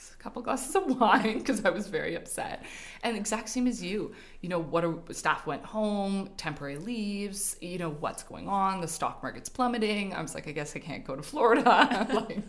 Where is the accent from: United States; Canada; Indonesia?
Canada; Montreal, Quebec; moved away as an adult; now in Calgary, Canada; I was born and raised in Montreal. Moved out here with my husband in 2006